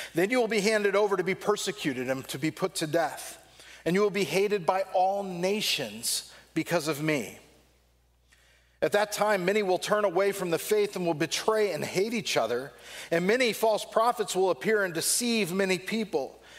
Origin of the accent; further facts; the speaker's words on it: Southern California, United States; growing up in Southern California